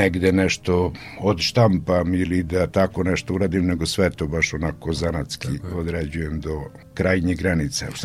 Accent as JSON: {"language": "Croatian", "town": "Opovo", "region": "Vojvodina", "country": "Serbia", "tie": "born or raised there", "said": "Rođen sam u Opovu, trenutno ima mislim 56 slikara na mesto od 5.500 duša."}